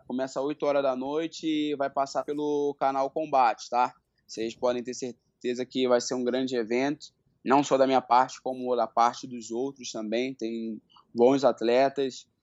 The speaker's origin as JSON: {"language": "Portuguese", "region": "Rio de Janeiro", "country": "Brazil", "moved": "yes", "lives_now": "São Paulo, Brazil", "said": "hoje eu moro em São Paulo, né? Mas eu sou do Rio de Janeiro, de Bangu"}